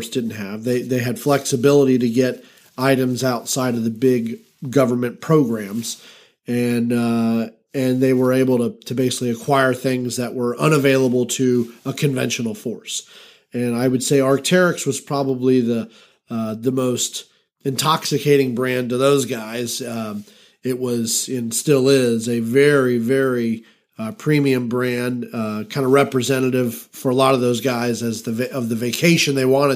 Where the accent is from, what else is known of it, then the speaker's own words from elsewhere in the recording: Atlanta, Georgia, United States; I'm from Atlanta.